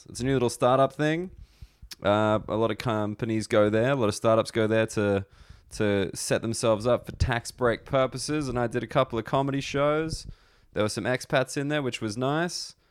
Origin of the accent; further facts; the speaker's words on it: Australia; now in United Kingdom; as an Australian